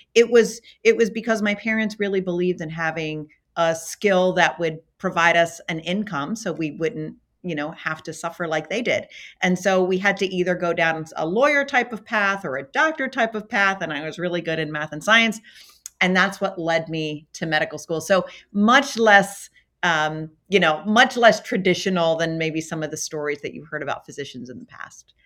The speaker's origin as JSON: {"language": "English", "town": "Baltimore", "region": "Maryland", "country": "United States", "tie": "born or raised there", "also_born_or_lived": "California", "moved": "as an adult", "lives_now": "Minneapolis, United States", "said": "I was born in Baltimore, Maryland"}